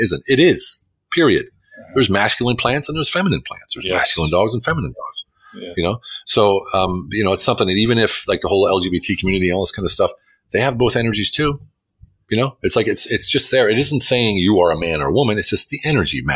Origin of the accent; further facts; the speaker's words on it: United States; now in Hungary; I'm an American living in Hungary